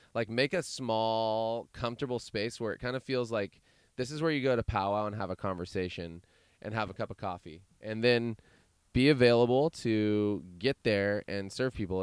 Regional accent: Chico, California, United States; I'm from Chico. It's another valley.

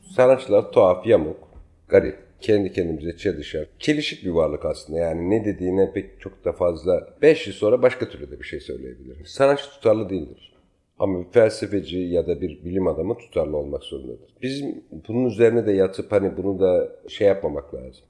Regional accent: Ankara, Turkey; also born or lived in Adıyaman / Paris; now in Istanbul, Turkey; çocukluğum Ankara'da geçti.

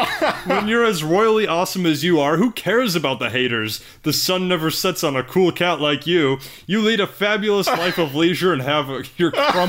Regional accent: Chicago, Illinois, United States; we're from Chicago

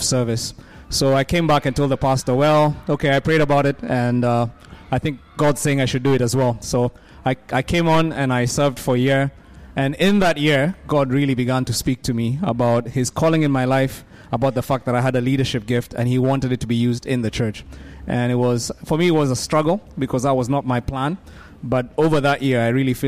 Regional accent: Nairobi, Kenya; I'm from Nairobi, Kenya. And I lead a church there.

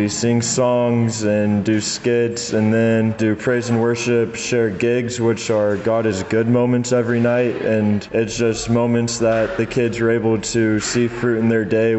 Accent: Beloit, Kansas, United States; I'm from Beloit, and I go to K-State

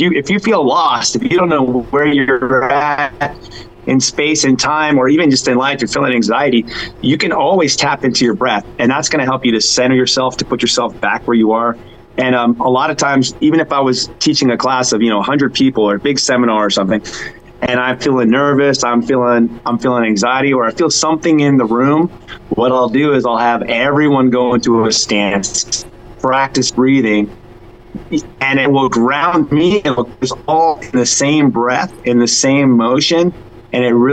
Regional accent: Hawaii, United States; I grew up in Hawaii

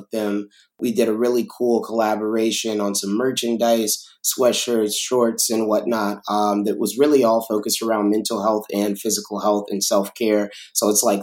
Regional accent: Chicago, Illinois, United States; being from Chicago, being from the South Side

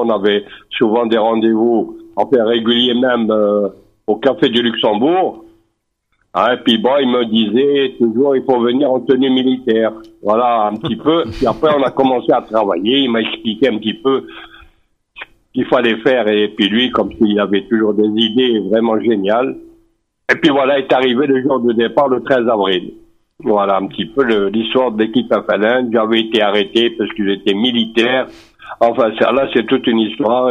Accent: Algeria

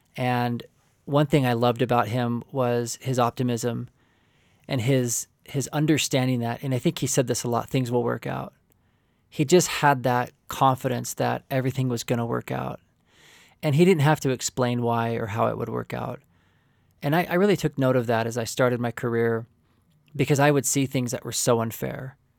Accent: Oklahoma, United States; also born or lived in California; my father moved our family to Oklahoma, um, in a rural community

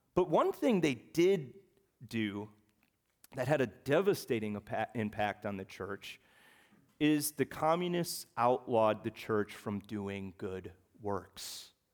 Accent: the North, United States; also born or lived in West Virginia; I left West Virginia at the ripe old age of six months. And I went north, past that Mason-Dixon line, and I was raised in Yankee territory.

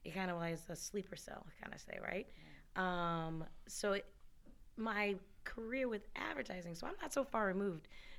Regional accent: Birmingham, Alabama, United States; moved away; I'm originally from Alabama. Actually, I claim both states. So I'm right down the middle on both, like, where I grew up, where I lived, in between cultures

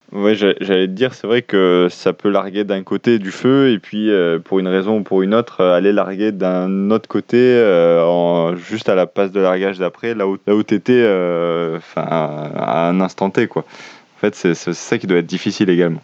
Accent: France; chez nous en France

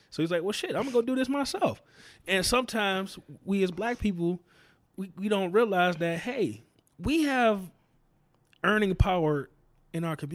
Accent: the South, United States; that's just how it was, you know, growing up in the South.

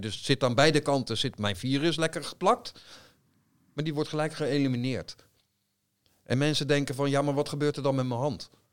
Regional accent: Netherlands; wij zijn Nederlanders.

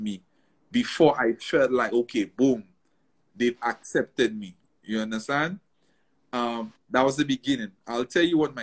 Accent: St. Lucia; moved away as an adult; also born or lived in New York, United States; I was born and raised in St. Lucia, lived St. Lucia my whole life

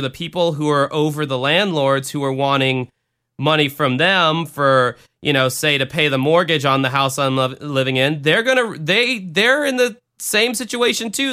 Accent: the South, United States; I grew up in the South

